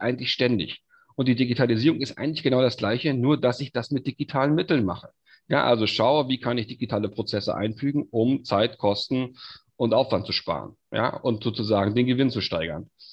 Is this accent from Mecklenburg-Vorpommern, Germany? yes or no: yes; Stralsund, Mecklenburg-Vorpommern, Germany; ich bin gebürtiger Stralsunder, komm also auch hierher